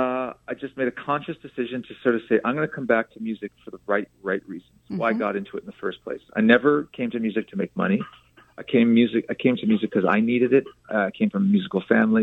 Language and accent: English; Canada; now in Los Angeles, United States; I'm a Canadian living in Los Angeles